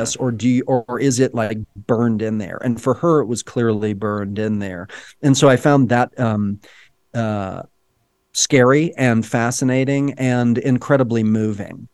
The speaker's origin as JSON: {"language": "English", "town": "Dallas", "region": "Texas", "country": "United States", "tie": "born or raised there", "said": "And I, too, grew up in Texas, right? I, I grew up in Dallas, not far away from it"}